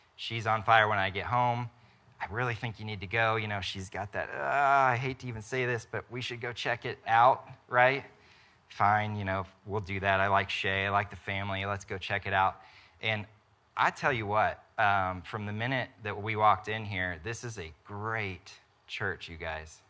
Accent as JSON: {"language": "English", "town": "Topeka", "region": "Kansas", "country": "United States", "tie": "born or raised there", "also_born_or_lived": "Wichita", "said": "I grew up in Topeka, went to K-State, from there went to Wichita."}